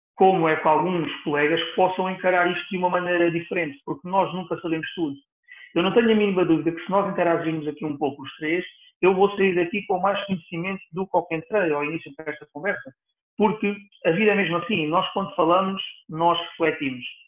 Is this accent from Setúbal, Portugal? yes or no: yes; Setúbal, Portugal; aqui em Setúbal, onde eu, onde eu nasci, onde eu vivo.